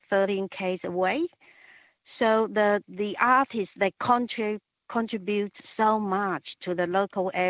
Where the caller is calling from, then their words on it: Sheffield, Tasmania, Australia; here. I'm calling from Sheffield in Tasmania.